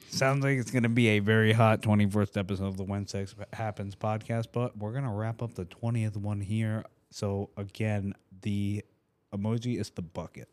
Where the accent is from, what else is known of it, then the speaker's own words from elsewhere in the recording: Rhode Island, United States; now in Tampa, United States; I'm from Rhode Island